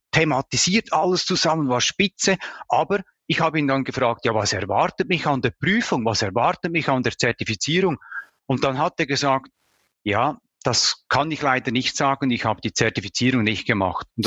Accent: Switzerland; Vielleicht habt ihr es bereits bemerkt, ich komme aus Bayern. Nein, ich komme aus der Schweiz

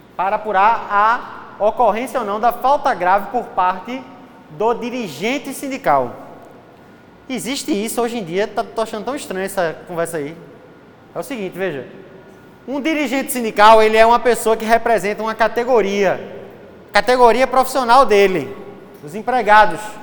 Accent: Recife, Pernambuco, Brazil; eu sou de Recife

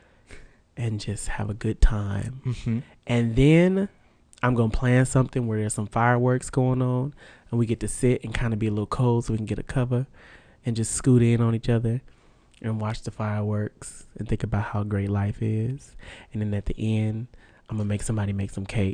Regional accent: Vallejo, California, United States; my hometown of Vallejo

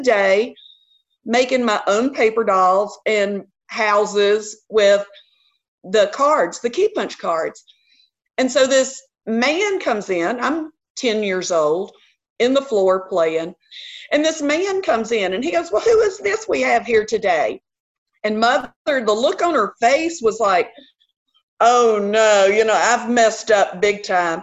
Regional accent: Memphis, Tennessee, United States; accent: Southern; also born or lived in Alabama / Georgia / South Carolina / Atlanta, Georgia; I grew up in the Fox Meadows area

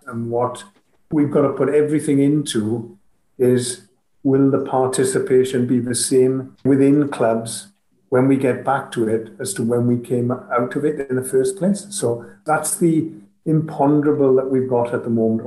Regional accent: Wales, United Kingdom; as a Welsh nation

